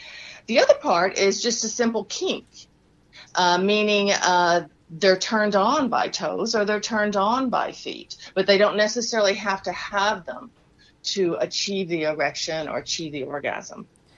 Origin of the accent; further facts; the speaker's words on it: Texas, United States; accent: Texas; Yeah, that's my Texas accent coming out.